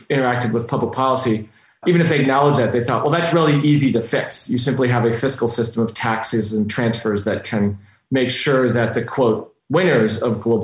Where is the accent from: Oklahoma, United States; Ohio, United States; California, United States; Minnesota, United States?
Minnesota, United States; Minnetonka; also born or lived in Robbinsdale, Minnesota; I grew up in a little suburb of the Twin Cities called Minnetonka, Minnesota, born in a suburb called Robbinsdale